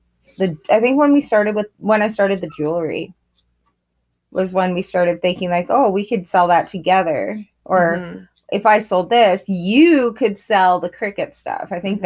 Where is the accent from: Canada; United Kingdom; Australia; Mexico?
Canada; Grande Prairie, Alberta; We're sisters, and we were born and raised in Grand Prairie and in Alberta, in Canada